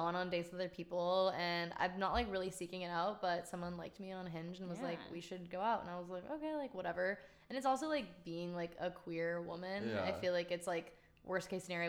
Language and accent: English; Lafayette, California, United States; moved away as an adult; now in Los Angeles, United States; I'm from the East Bay. I'm from Lafayette.